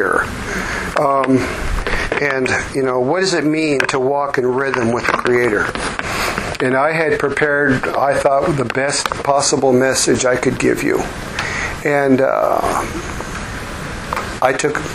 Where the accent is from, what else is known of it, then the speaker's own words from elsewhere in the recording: Vancouver, British Columbia, Canada; I was born up in Vancouver, British Columbia, Canada.